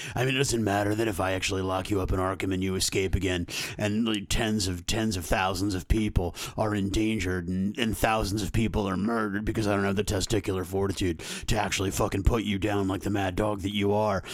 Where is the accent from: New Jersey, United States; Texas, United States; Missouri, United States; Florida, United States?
Missouri, United States; North County; I was from North County